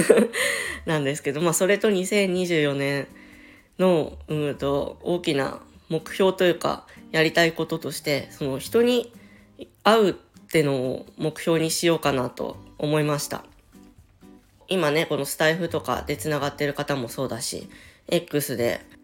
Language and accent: Japanese; Chiba, Japan; 千葉県民なんです。もう生まれも育ちも千葉県です。